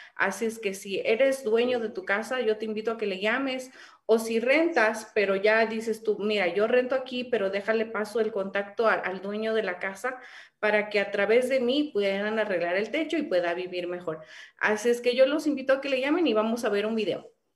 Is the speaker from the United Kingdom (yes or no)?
no; Mexico; first language Spanish; also born or lived in California; como decimos aquí en México